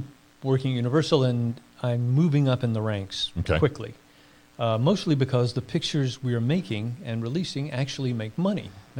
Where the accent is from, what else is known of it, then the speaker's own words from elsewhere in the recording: Durham, North Carolina, United States; I grew up in North Carolina in Durham.